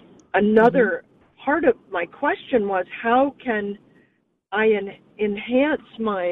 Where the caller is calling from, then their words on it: Los Angeles, California, United States; I'm calling from